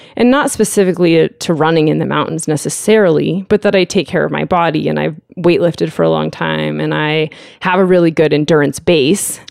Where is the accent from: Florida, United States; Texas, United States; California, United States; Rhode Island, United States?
California, United States; Lake Tahoe; now in Lander, United States; I grew up in Lake Tahoe, California